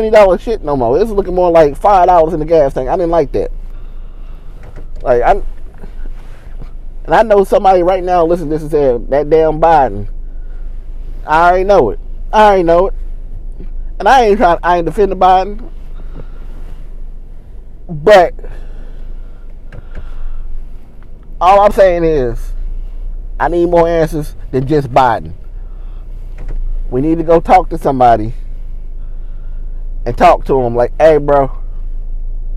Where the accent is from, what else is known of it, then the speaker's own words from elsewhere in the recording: West Virginia, United States; moved away as an adult; now in Kentucky, United States; I'm from West Virginia. And I know we have mountains to protect us from the wind